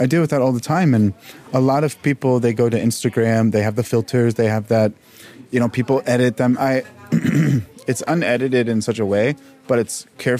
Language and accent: English; Dallas, Texas, United States; No, I'm from Dallas.